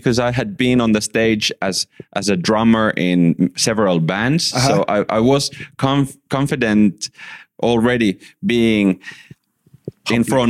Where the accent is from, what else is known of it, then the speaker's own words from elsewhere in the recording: Järvenpää, Uusimaa, Finland; I grew up in Finland in the southern part, smaller town called Järvenpää. And that was really like a nice and safe place to grow in.